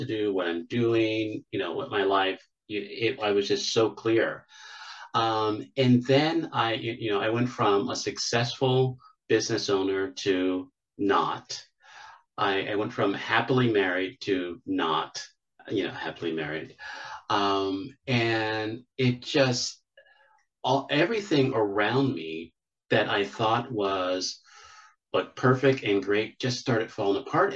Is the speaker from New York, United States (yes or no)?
no; Pittsburgh, Pennsylvania, United States; now in Charlotte, United States; I'm originally from Pittsburgh, Pennsylvania.